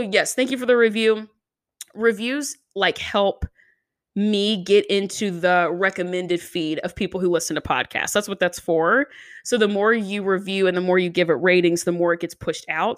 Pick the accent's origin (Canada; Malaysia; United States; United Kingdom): United States; Nashville, Tennessee; I'm also from Nashville